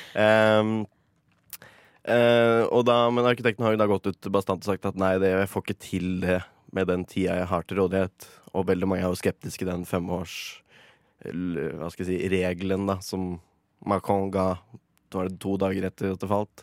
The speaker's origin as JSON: {"language": "Norwegian", "area": "Mjøsa region", "region": "Innlandet", "country": "Norway", "moved": "yes", "said": "der vi kommer fra. Oppe i Mjøsregionen der."}